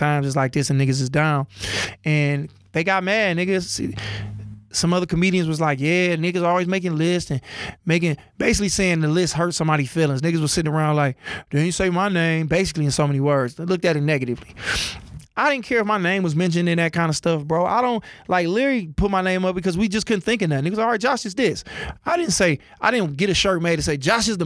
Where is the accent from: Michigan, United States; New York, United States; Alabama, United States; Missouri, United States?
Michigan, United States; Oak Park; also born or lived in Detroit; I'm from Detroit. Grew up in Oak Park. Born in Detroit